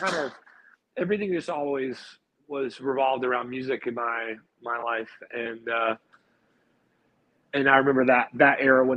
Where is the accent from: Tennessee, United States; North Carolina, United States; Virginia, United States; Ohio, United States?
North Carolina, United States; Greensboro; moved away as an adult; also born or lived in Chapel Hill, North Carolina / Charlotte, North Carolina / Florida; I was born in Chapel Hill, and I grew up in a city called Greensboro, North Carolina.